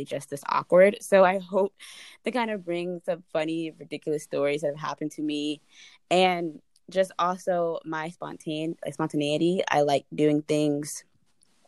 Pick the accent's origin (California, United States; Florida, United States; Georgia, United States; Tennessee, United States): Georgia, United States; Smyrna; moved away as an adult; now in Virginia, United States; I grew up in Smyrna, Georgia, which is right outside of Atlanta